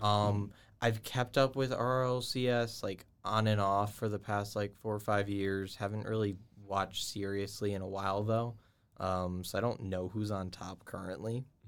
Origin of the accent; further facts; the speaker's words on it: Georgia, United States; moved away; I'm from Georgia